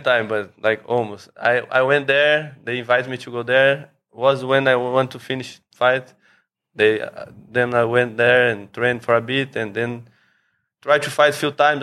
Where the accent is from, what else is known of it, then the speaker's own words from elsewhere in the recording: São Paulo, Brazil; moved away as an adult; now in Phuket, Thailand; I'm from Brazil, from São Paulo